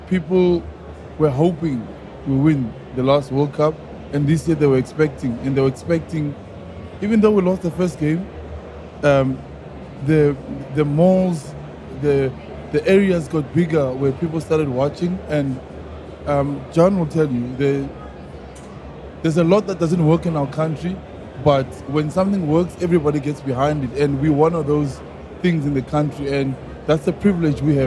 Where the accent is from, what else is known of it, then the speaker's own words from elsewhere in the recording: South Africa; we play with as South African